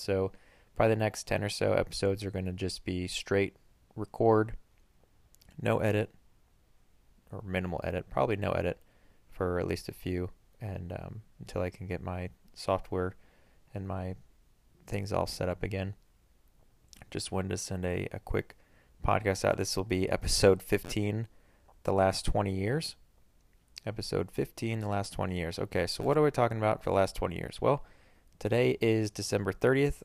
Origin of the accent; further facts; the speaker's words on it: United States; as an American